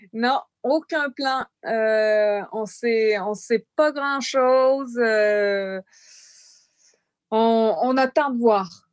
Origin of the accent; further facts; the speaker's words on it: Canada; now in France; je suis canadienne